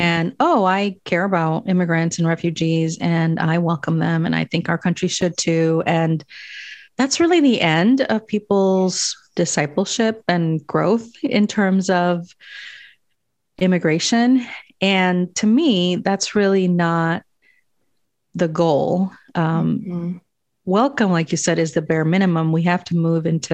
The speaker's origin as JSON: {"language": "English", "country": "Guatemala", "tie": "born or raised there", "moved": "yes", "said": "So I was born in Guatemala, and I was born to parents who did not dream of migrating anywhere"}